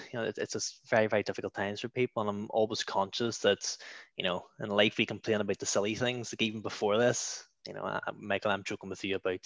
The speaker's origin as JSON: {"language": "English", "area": "Clockfern", "region": "Northern Ireland", "country": "United Kingdom", "moved": "yes", "lives_now": "Bangor, United Kingdom", "said": "I'm originally from Clockfern. Which I'm sure some of you have seen on the news recently. And I now hail from Bangor."}